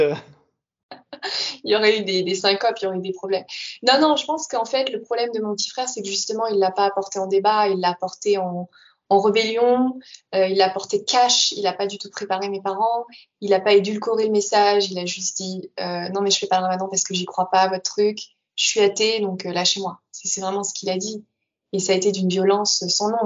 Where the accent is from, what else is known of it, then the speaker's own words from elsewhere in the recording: France; moved away as an adult; also born or lived in Netherlands; quand j'ai quitté la France, j'avais 22 ans, je suis arrivée aux Pays-Bas